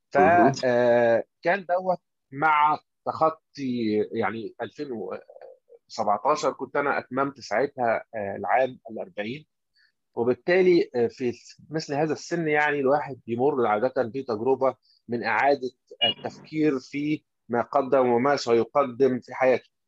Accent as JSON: {"language": "Arabic", "country": "Egypt"}